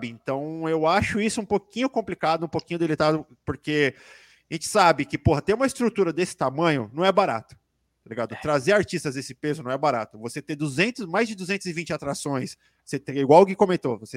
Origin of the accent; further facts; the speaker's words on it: Brazil; a gente como brasileiro é foda, tudo bem